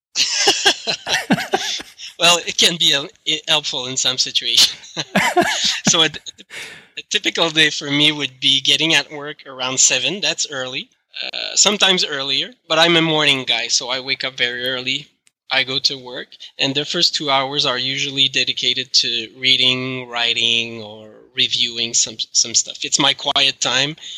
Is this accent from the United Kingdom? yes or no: no; Canada; accent: French Canadian; English is a second language; my French Canadian accent.